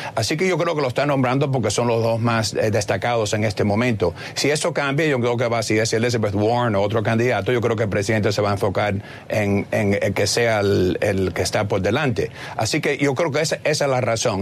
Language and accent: Spanish; Cuba; now in United States; soy cubano